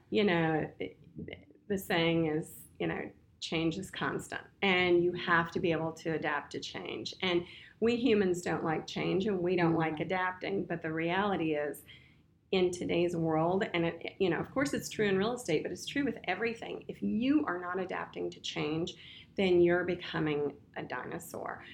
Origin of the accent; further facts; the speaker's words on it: Winchester, Virginia, United States; Born and raised in Winchester, Virginia